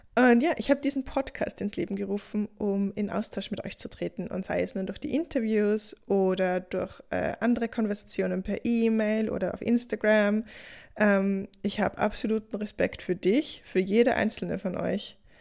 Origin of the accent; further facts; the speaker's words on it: Austria; bei uns in Österreich